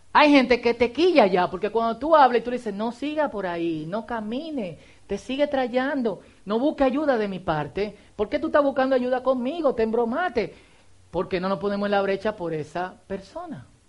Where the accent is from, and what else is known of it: Dominican Republic